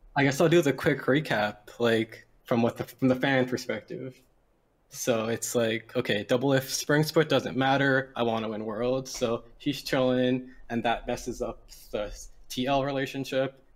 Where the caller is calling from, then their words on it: Toronto, Ontario, Canada; I'm calling from Toronto, Ontario.